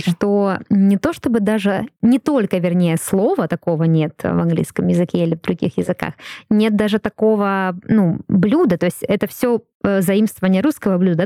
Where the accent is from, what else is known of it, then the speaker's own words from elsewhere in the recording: Russia; first language Russian; очень благодарна, что я родилась именно в России